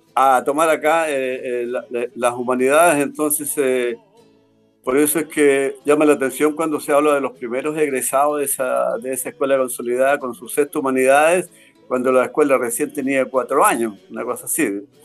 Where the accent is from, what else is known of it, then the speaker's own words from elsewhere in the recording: Huelquén, Santiago Metropolitan Region, Chile; moved away as an adult; also born or lived in Punta Arenas, Chile; nacido y criado en Win. Así es, pues. Siempre viviendo acá en esta zona